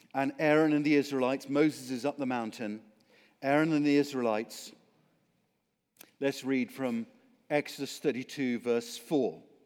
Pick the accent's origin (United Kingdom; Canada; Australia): United Kingdom; Oxford, South East England; the reason I sound like this is because I come from Oxford, England.